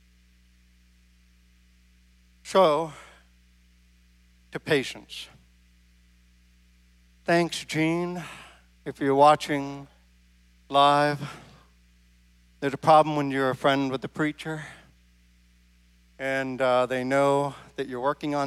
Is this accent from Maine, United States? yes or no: yes; Maine, United States; now in Midwest, United States; I grew up in Maine.